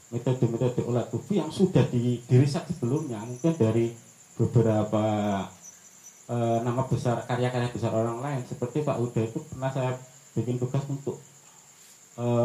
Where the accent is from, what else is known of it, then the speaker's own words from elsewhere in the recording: Lamongan, East Java, Indonesia; now in Bandung, Indonesia; terbukti saya sendiri orang Lamongan lewat di Lamongan berktp Bandung berkesenian di Gresik tetap asik aja